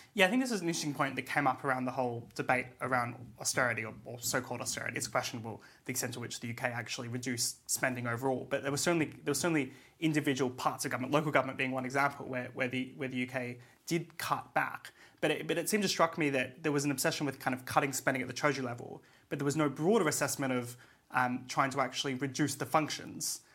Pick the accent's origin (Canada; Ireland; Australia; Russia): Australia; now in United Kingdom; my home country in Australia